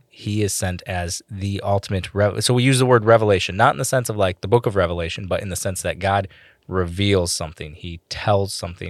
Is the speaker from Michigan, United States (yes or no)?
yes; Michigan, United States; accent: Michigan; my Michigan accent